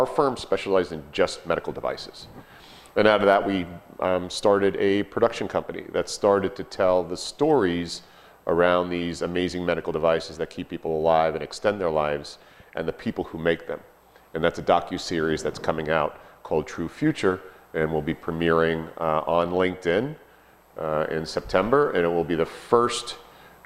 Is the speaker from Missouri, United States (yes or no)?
no; Hicksville, New York, United States; also born or lived in Dayton, Ohio; I'm a Hicksville, New York boy